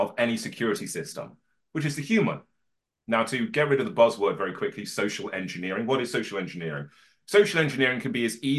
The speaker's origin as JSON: {"language": "English", "town": "Birmingham", "region": "West Midlands", "country": "United Kingdom", "tie": "born or raised there", "said": "I was born in Birmingham in the 1980s"}